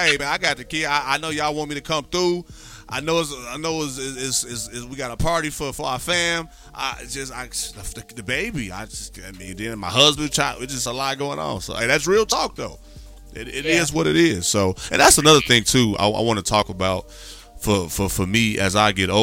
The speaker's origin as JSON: {"language": "English", "region": "Midwest", "country": "United States", "also_born_or_lived": "Texas", "moved": "yes", "said": "I'm from the Midwest"}